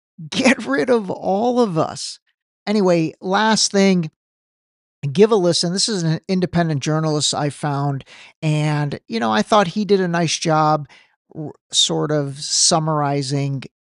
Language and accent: English; Iran; this is not being biased because I'm from Iran originally.